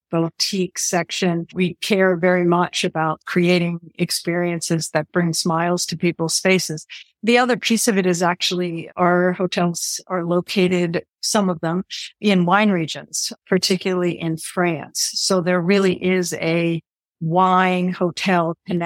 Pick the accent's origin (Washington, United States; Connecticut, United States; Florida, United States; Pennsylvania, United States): Pennsylvania, United States; Western; I grew up in a family hotel business. It actually was a combination ski area, year-round resort in Western Pennsylvania